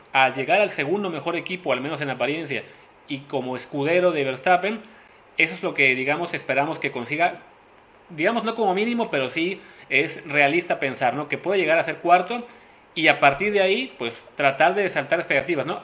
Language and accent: Spanish; Mexico; como mexicanos